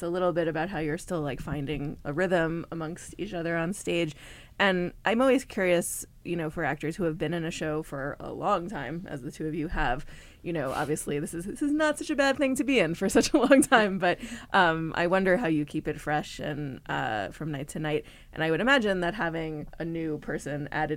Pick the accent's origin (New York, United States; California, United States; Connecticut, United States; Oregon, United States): Connecticut, United States; I'm from Connecticut.